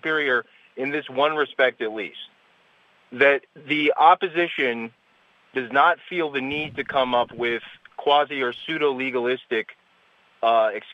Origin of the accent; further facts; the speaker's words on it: Los Angeles, California, United States; I'm from Los Angeles